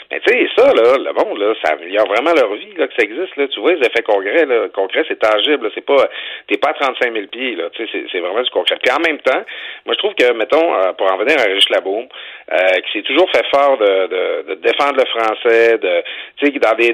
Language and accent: French; Lac Saint-Jean, Quebec, Canada; moi, j'ai grandi au Lac Saint-Jean. Je, je, le dis pas assez souvent que j'ai grandi au Lac Saint-Jean.